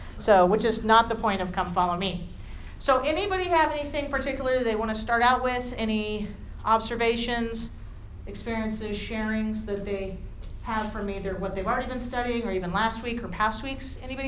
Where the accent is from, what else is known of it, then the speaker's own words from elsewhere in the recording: San Diego, California, United States; now in Utah, United States; I grew up in San Diego, I lived in Northern California for about a decade, and then I've lived here for quite a time.